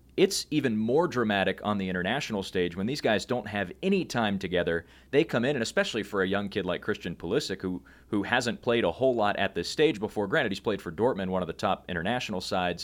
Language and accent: English; United States; we as American sports fans